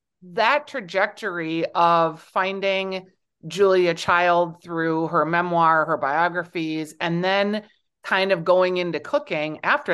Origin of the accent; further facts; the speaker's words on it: Minnesota, United States; I'm from the Midwest, obviously Minnesota